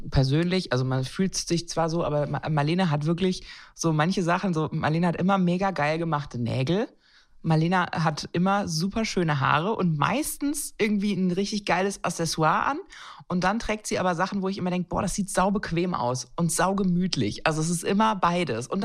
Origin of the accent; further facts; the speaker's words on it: Baden-Württemberg, Germany; Na klar, ich bin Schwäbin.